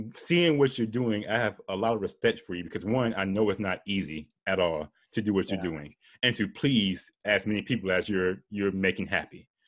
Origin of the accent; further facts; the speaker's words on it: Florida, United States; I'm from Florida